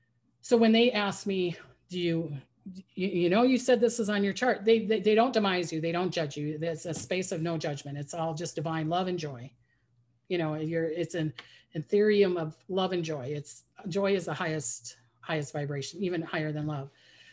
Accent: New Zealand; born there; My mom is from Holland. I was born in New Zealand, but I have an aunt in New Zealand.

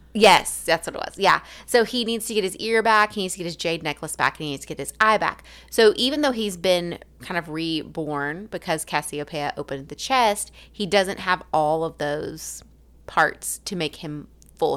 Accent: Alabama, United States; accent: southern; also born or lived in Haiti; now in Tennessee, United States; I'm from Alabama

